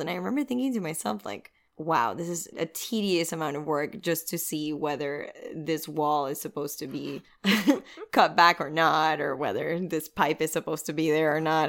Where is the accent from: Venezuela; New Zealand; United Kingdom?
Venezuela; moved away as an adult; now in Miami, United States; I'm originally from Venezuela. I've been living in Miami for about eight years.